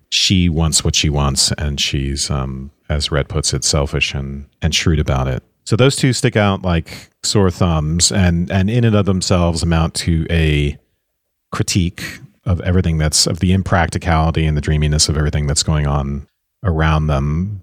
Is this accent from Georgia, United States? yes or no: yes; Savannah, Georgia, United States; I am from Savannah, Georgia